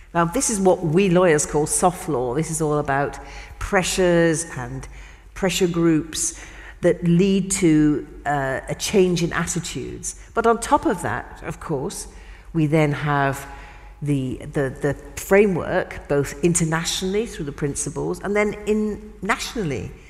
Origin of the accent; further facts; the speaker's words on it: United Kingdom; in my country, in the UK